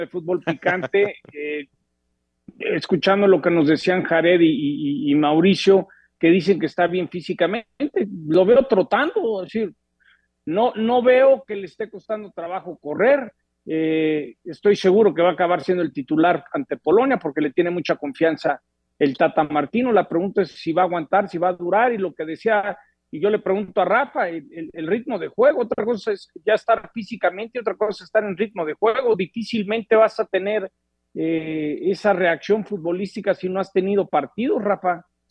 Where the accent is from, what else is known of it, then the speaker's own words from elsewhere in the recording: Mexico; como mexicano